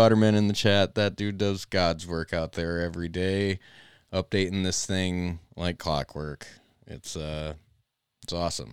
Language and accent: English; Midwest, United States; I'm from the Midwest and up north enough that I could probably hang out and talk Canadian with Dave